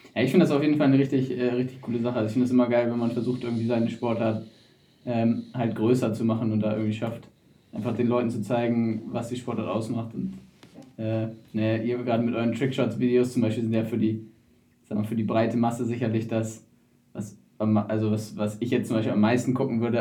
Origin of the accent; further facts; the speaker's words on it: Wedel, Schleswig-Holstein, Germany; ich komme aus Wedel